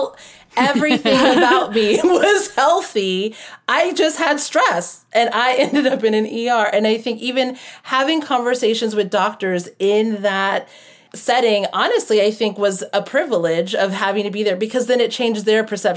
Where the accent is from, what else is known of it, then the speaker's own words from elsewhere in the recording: United States; also born or lived in Florida / Hawaii; I grew up in Florida and Hawaii.